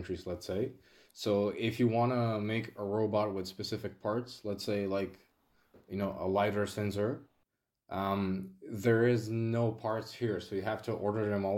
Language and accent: English; North Macedonia; from Macedonia